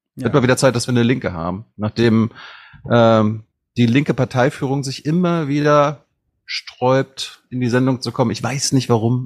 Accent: Mecklenburg-Vorpommern, Germany; als Mecklenburger sage ich mir, wir haben da eh kaum Internet oben

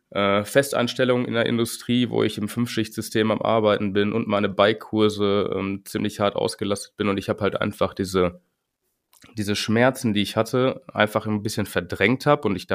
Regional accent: Winterberg, North Rhine-Westphalia, Germany; Ich komme aus Winterberg.

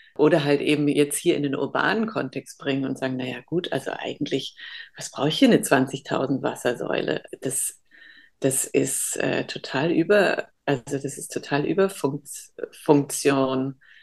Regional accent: Germany; ich bin halb Holländer, aber in Deutschland geboren

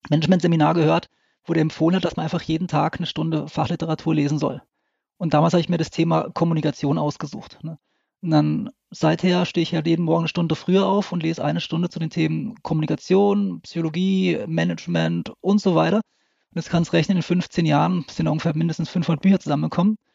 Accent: Lörrach, Baden-Württemberg, Germany; Ich komme aus Südwestdeutschland, also aus Lörrach. Das ist direkt an der Schweizer und französischen Grenze.

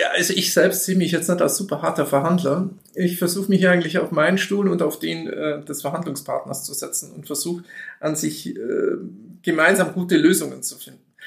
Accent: Allgäu, Bavaria, Germany; bei uns im Allgäu

